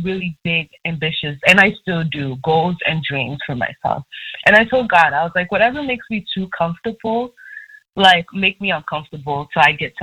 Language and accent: English; Nigeria; I'm Nigerian